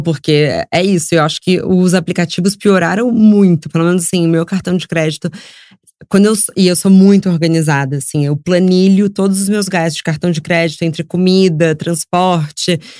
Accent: Rio de Janeiro, Brazil; moved away as an adult; now in São Paulo, Brazil; eu cresci no Rio

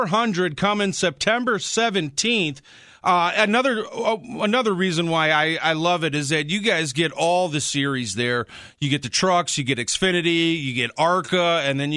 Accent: suburbs of Chicago, Illinois, United States; I was born and raised in the suburbs of Chicago

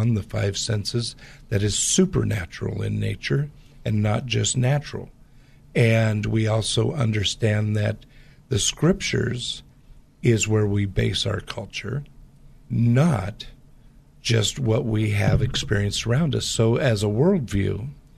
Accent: Portland area, Pacific Northwest, United States; I grew up in the Pacific Northwest

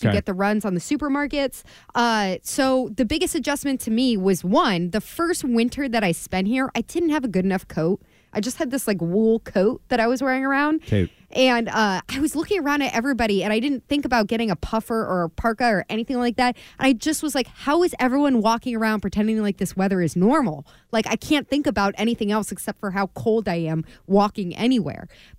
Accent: Maryland, United States; moved away as an adult; now in Massachusetts, United States; I'm from Maryland

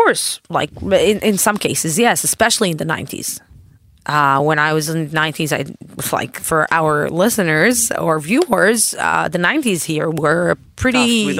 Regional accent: Dimona, Southern District, Israel; English is a second language; So I grew up in Dimona. I grew up in Jewish schools. I grew up in a Jewish community. So my parents live in Dimona for... the last 52 years.

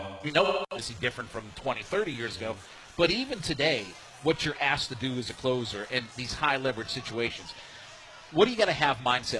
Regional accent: Ohio, United States; I grew up in Northeast Ohio as an Indians fan, so my whole life

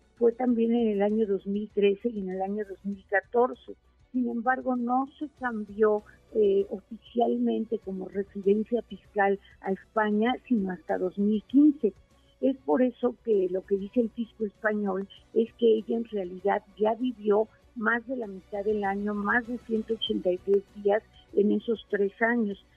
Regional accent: Mexico; nosotros como mexicanos

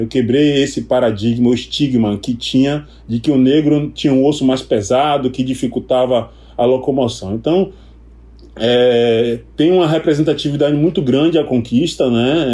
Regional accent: Salvador, Bahia, Brazil; sou daqui de Salvador, Bahia.

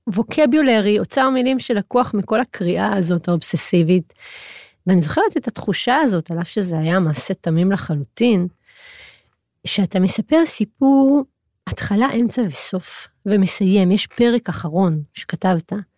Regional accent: Hod HaSharon, Central District, Israel; גדלתי בהוד השרון

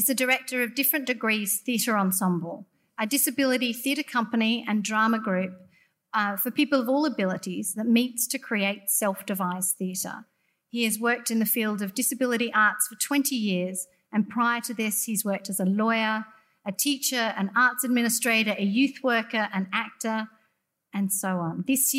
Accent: Sydney, New South Wales, Australia; also born or lived in Gamilaroi country; where I am in Gamilaroi country and where I grew up on Gadigal land and Darugal land

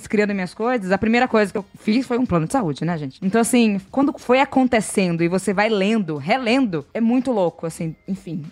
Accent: ABC Paulista, São Paulo, Brazil; sou da ABC de São Paulo

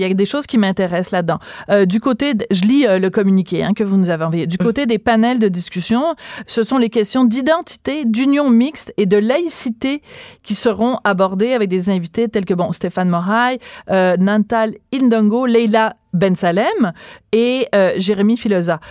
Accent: Quebec, Canada; on est tous des Québécois

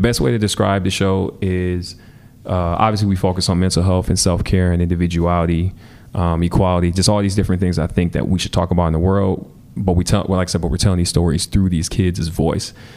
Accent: Milwaukee, Wisconsin, United States; growing up in Milwaukee

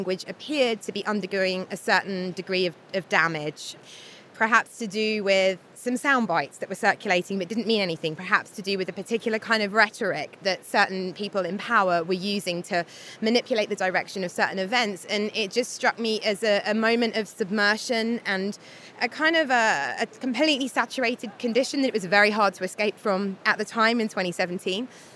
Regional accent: United Kingdom; moved away as an adult; also born or lived in London; now in Turin, Italy; being a British person

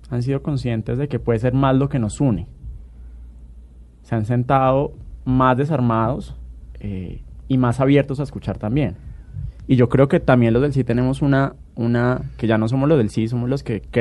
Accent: Colombia; el país estaba muy dividido, pero aquí todos somos colombianos

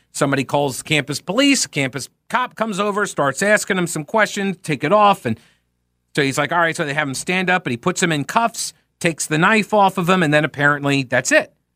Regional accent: United States; as an American

